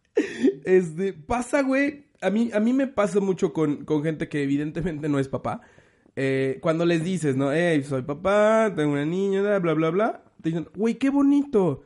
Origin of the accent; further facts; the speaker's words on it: Mexico; Soy mexicano